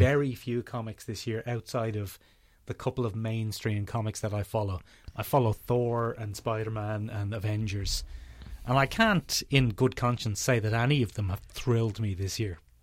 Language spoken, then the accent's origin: English; Ireland; we're in a weird position being Irish pop cultural commentators